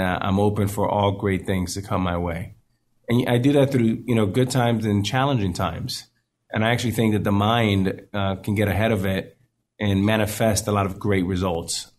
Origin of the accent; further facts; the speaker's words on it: Miami, Florida, United States; I grew up in Miami